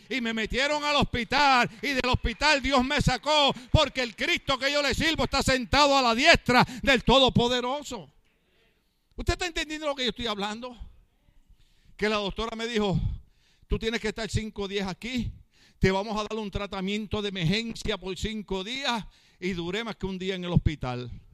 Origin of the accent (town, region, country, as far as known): Puerto Rico; now in California, United States